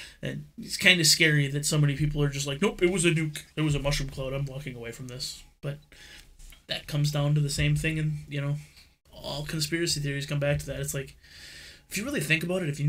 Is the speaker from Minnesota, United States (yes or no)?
no; Wisconsin, United States; I'm from Wisconsin